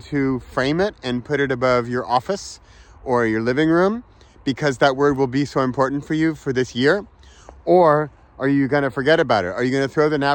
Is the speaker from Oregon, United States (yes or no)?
no; Southern California, United States; moved away; I was born in California, grew up in Southern California